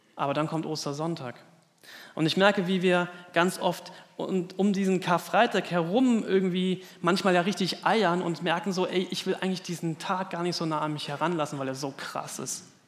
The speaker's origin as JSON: {"language": "German", "country": "Germany", "said": "in unserem Land"}